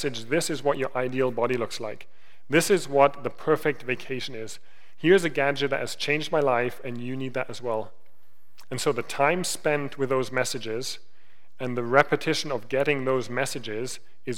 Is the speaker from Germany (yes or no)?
yes; Germany; moved away; I grew up in Germany. I grew up in Germany in the 90s.